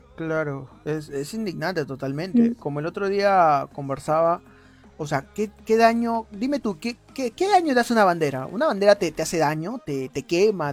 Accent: Peru; nosotros como peruanos

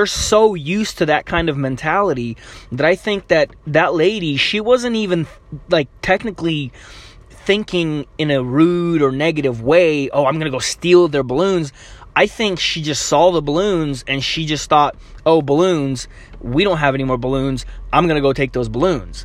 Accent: Ukraine; moved away; I'm Ukrainian. Not that that means anything, but, you know, I'm not from here, technically. I was born in Ukraine.

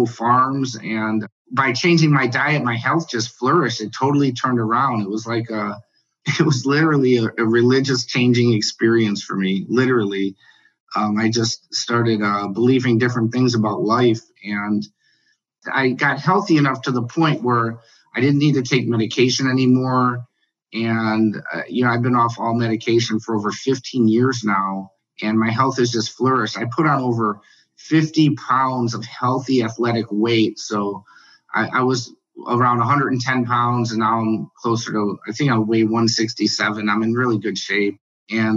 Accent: Chicago, Illinois, United States; I grew up in Chicago

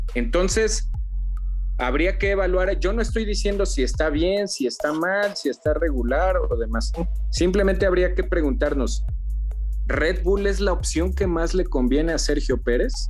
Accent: Mexico; nosotros somos mexicanos

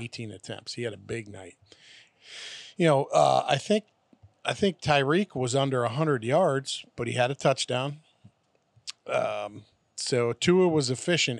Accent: Pennsylvania, United States; moved away; also born or lived in New York / Tampa Bay area; I'm from New York and grew up in Pennsylvania.

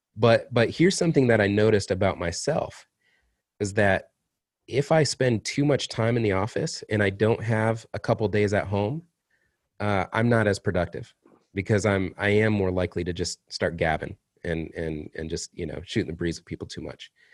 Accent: Kalamazoo, Michigan, United States; moved away; I was up in in my hometown of Kalamazoo

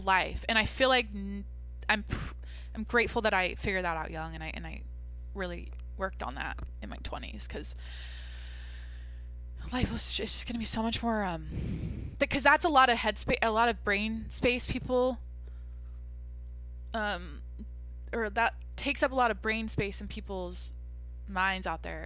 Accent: Mount Vernon, Washington, United States; moved away; my hometown, Mount Vernon, Washington. Like, this looks like where I'm from

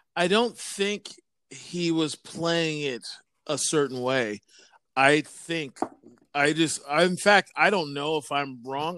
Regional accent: Vancouver, British Columbia, Canada; growing up in Vancouver in the eighties

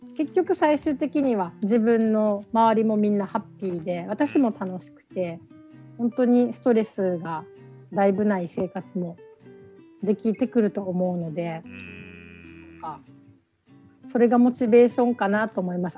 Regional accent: Okinawa, Japan; 私なんて沖縄に生まれて

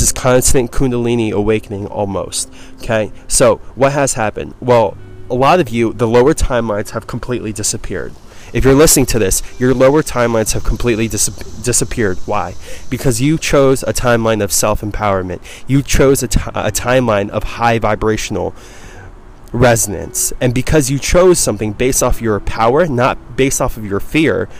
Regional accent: East Coast, United States; moved away; I'm from the East Coast

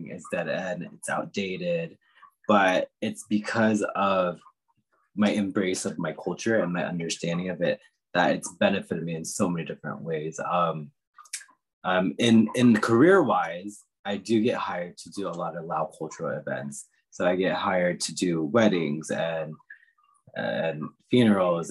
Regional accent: Northern Virginia, United States; also born or lived in Washington, D.C. area; now in California, United States; I grew up in Northern Virginia, where I would say 80% of the population around me was Caucasian

